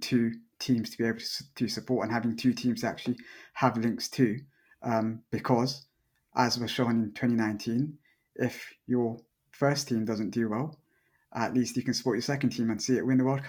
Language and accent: English; England, United Kingdom; I was born in England